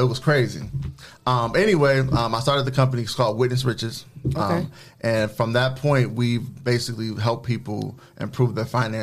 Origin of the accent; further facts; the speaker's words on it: Jackson, Michigan, United States; moved away as an adult; also born or lived in Ann Arbor, Michigan; now in Toledo, United States; I'm from Jackson, Michigan.